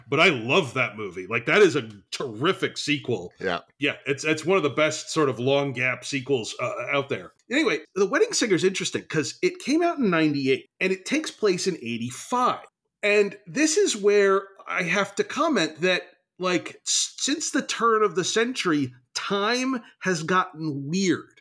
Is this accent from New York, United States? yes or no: no; New Jersey, United States; I am from New Jersey